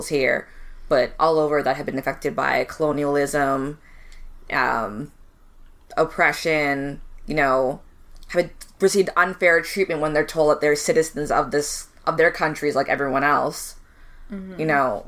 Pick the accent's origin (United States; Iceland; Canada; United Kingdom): Canada; also born or lived in Caribbean; we are Canadian